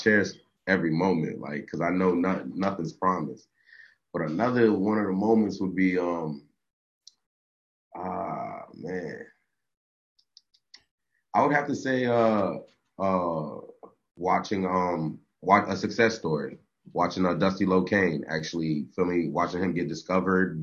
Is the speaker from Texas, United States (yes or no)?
no; South Florida, United States; I'm from South Florida.